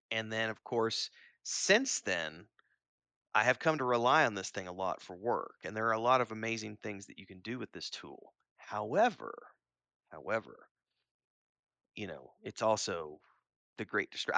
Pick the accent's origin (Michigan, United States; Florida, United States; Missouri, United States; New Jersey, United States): Missouri, United States; Springfield; near where I grew up in Springfield, Missouri